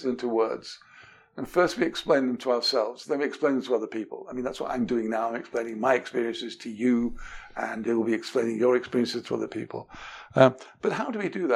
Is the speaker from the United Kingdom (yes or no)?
yes; England, United Kingdom; moved away; I was brought up in England